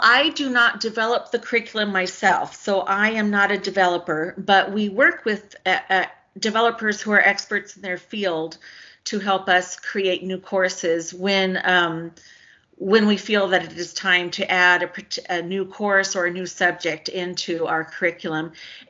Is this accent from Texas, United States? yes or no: yes; Garland, Texas, United States; also born or lived in Missouri; I am from Dallas. I grew up an Air Force brat, lots of different places. I was born in Missouri. But when my dad retired after 20 years, we moved to Garland, which is one of the larger suburbs in northern Dallas County.